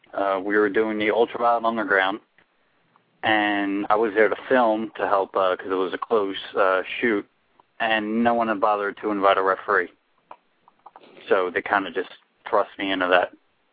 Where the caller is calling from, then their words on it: New Jersey, United States; I am calling from my house, as a matter of fact, in New Jersey.